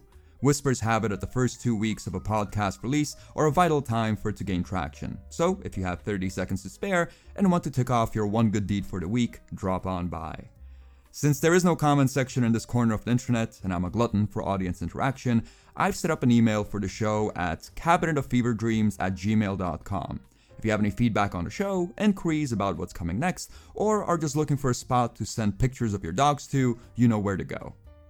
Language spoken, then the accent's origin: English; Pakistan; also born or lived in Czech Republic / Kazakhstan; I was born in the Czech Republic, raised in Kazakhstan, spent most of my childhood in Pakistan, consider myself Estonian, Pops is Bulgarian, Mom is Slovakian, and I'm culturally homeless.